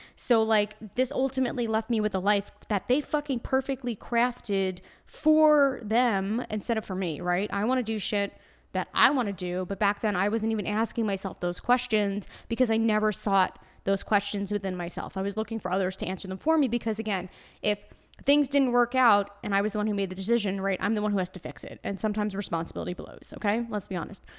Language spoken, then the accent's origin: English; New York, United States; accent: Brooklyn; I'm a New Yorker, so naturally, it's part of my blood.